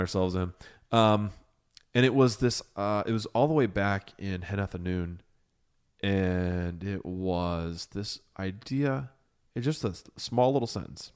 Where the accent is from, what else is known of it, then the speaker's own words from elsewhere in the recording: Ohio, United States; I came home and I fell in love with my home. I fell in love with Ohio